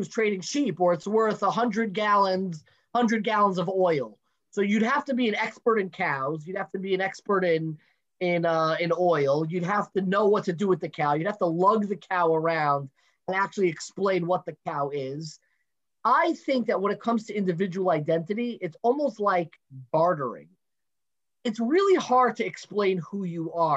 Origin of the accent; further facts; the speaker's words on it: Five Towns, New York, United States; moved away; also born or lived in Teaneck; I lived most of my life in the five towns